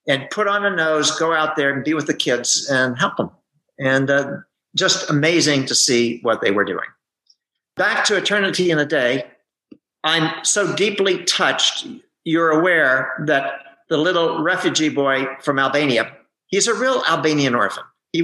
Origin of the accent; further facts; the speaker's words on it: United States; I'm an American, I speak Greek